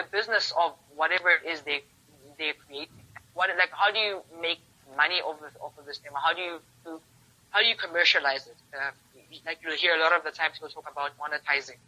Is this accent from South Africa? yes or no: yes; South Africa; as South Africans as a South African creative market